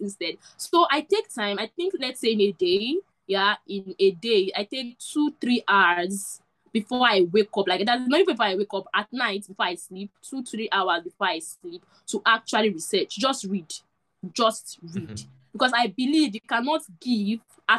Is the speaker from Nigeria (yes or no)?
yes; Nigeria; I'm a Nigerian